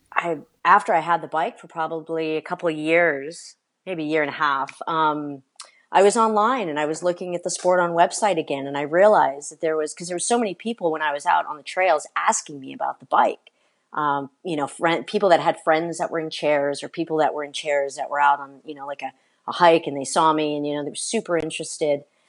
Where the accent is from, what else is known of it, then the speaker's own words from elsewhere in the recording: California, United States; I'm originally from California